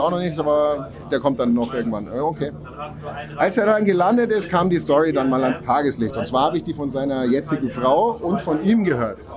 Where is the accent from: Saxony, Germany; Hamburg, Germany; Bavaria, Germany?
Bavaria, Germany; Landsberg am Lech; Ja, ich tätowiere jetzt seit ja, 20 Jahren. Ich komme aus Landsberg am Lech.